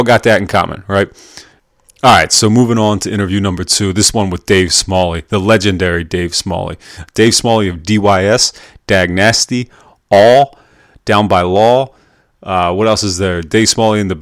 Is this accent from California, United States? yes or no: no; York, Pennsylvania, United States; also born or lived in Baltimore, Maryland; now in Lancaster, United States; I'm from York, Pennsylvania, and then I lived in Baltimore, and I live in Lancaster